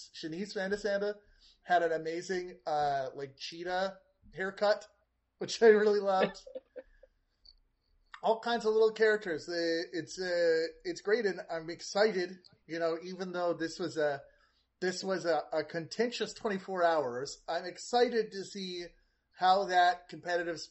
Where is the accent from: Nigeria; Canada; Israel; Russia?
Canada; me as a Canadian